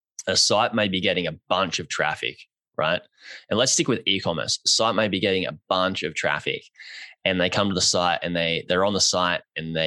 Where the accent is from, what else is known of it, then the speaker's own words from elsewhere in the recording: Australia; I'm Australian